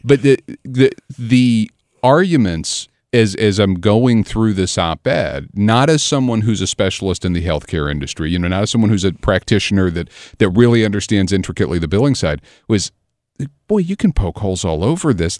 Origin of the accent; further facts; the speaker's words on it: Southern Illinois, United States; I grew up over in Southern Illinois